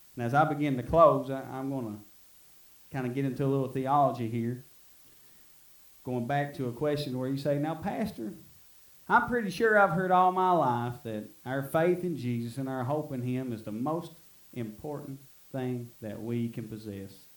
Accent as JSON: {"language": "English", "town": "Middle Fork", "country": "United States", "tie": "born or raised there", "said": "I was from Middle Fork"}